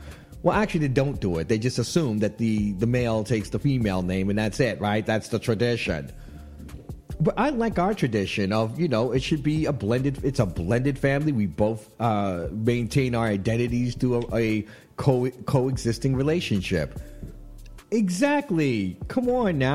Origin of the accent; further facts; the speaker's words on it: New York City, New York, United States; I'm a New Yorker